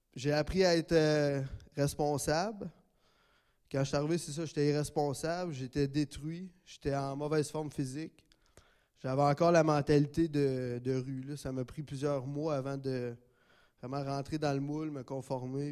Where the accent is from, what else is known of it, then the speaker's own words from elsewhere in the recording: Gatineau, Quebec, Canada; je suis natif de Gatineau